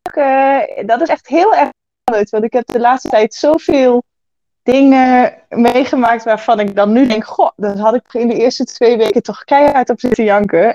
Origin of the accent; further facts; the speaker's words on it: Achterhoek, Gelderland, Netherlands; also born or lived in Enschede area; opgegroeid in de Achterhoek en heb lang in de omgeving van Enschede gewoond